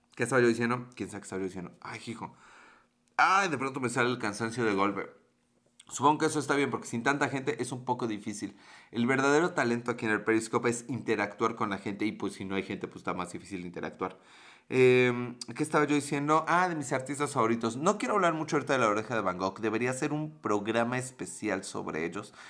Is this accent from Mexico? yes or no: yes; Mexico